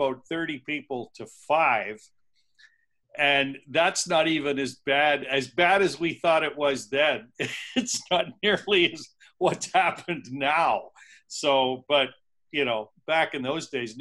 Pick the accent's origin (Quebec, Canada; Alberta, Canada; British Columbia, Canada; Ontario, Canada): Ontario, Canada; Niagara Peninsula; I grew up in the Niagara Peninsula, actually.